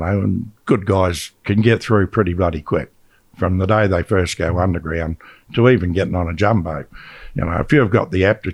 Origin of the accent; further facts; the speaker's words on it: Australia; we're from Australia